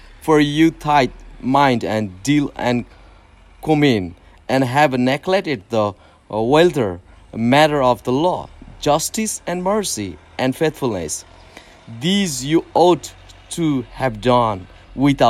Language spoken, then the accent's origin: English; Nepal; first language Nepali; English is a second language; I'm from Nepal